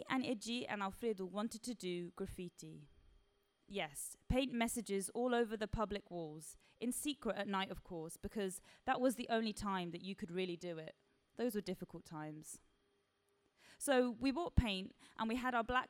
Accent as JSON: {"language": "English", "region": "London", "country": "United Kingdom", "tie": "born or raised there", "said": "I grew up in Balham. My school's in Tooting"}